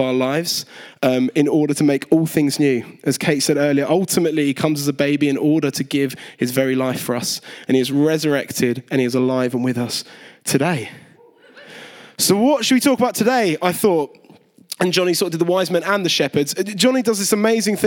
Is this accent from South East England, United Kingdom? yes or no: yes; Kent, South East England, United Kingdom; I was a kid growing up in Kent